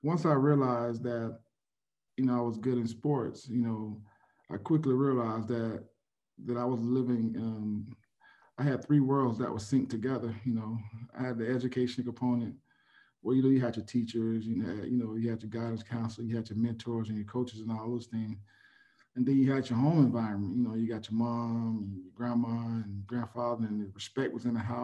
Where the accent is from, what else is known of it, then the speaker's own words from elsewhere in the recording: Pompano Beach, Florida, United States; I grew up in Pompano Beach, Florida